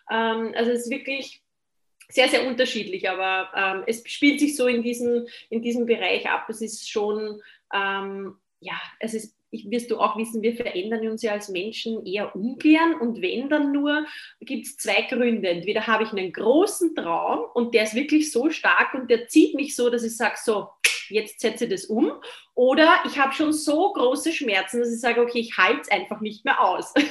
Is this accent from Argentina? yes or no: no; Austria; aber bei uns in Österreich war es in meiner Generation so, na, werdet ja nicht Lehrer